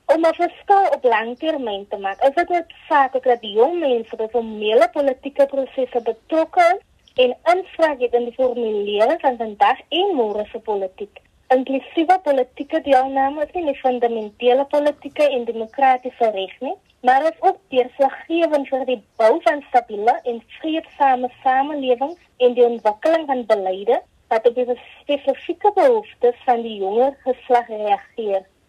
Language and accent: Afrikaans; South Africa